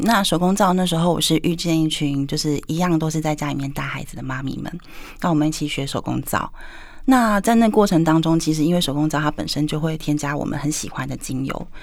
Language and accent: Chinese; Taiwan; 我也是台湾的姑娘